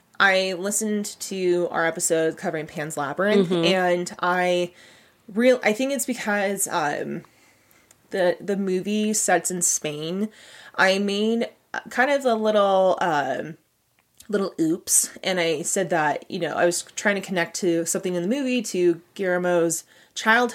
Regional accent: Gilroy, California, United States; I grew up in Gilroy, mm-hmm. so the garlic capital of the world

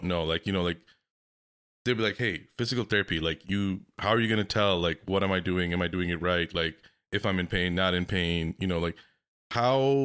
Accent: Pakistan; I'm from Pakistan

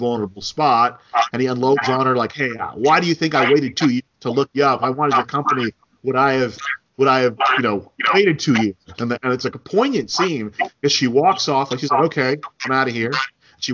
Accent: New Jersey, United States; moved away; growing up in New Jersey, we didn't have burritos at the snack stand

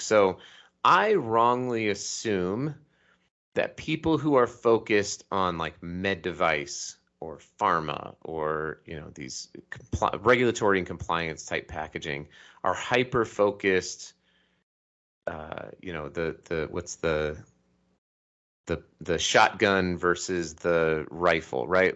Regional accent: Colorado, United States; now in Salt Lake City, United States; I was raised in Colorado and I live in Salt Lake City

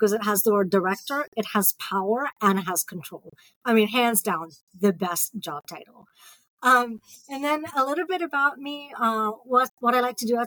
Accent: Mumbai, Maharashtra, India; moved away as an adult; also born or lived in Ohio, United States / Peoria, Illinois / United Kingdom; now in Columbus, Indiana, United States; I grew up in Bombay.

